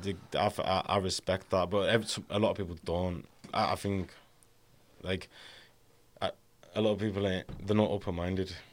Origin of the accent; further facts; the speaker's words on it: Carlisle, North West England, United Kingdom; I grew up in Ka, in, uh, Carlisle